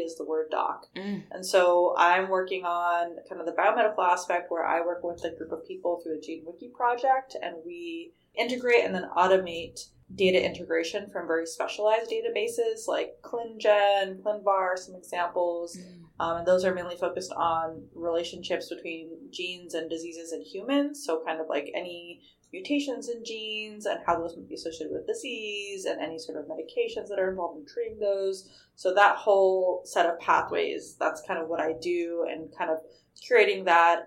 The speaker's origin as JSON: {"language": "English", "town": "Salt Lake City", "region": "Utah", "country": "United States", "tie": "born or raised there", "moved": "as an adult", "lives_now": "La Jolla, United States", "said": "I grew up in Salt Lake City, Utah, to two immigrant parents"}